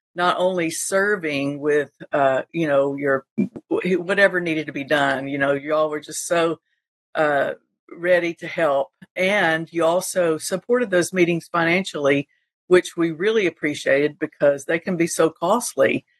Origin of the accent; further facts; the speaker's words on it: Panama City Beach, Florida, United States; Panama City Beach, Florida, and of course that's my hometown